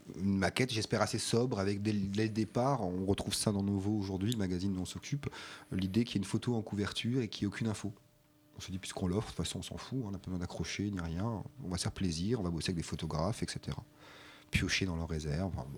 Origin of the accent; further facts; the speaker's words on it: Colmar, Grand Est, France; also born or lived in Strasbourg; je suis né à Colmar et que euh, je suis arrivé à Strasbourg à 16 ans